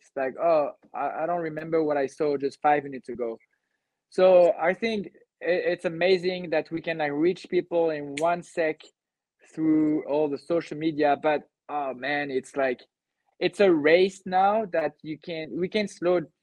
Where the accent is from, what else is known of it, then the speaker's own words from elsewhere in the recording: Cannes, Provence-Alpes-Côte d'Azur, France; i'm from the southeast of france i grew up in cannes